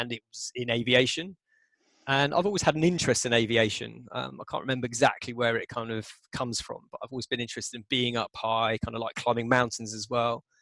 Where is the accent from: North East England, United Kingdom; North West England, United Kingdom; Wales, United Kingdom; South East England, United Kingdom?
South East England, United Kingdom; Southampton; I grew up on the South Coast near the New Forest. Went to school in Southampton.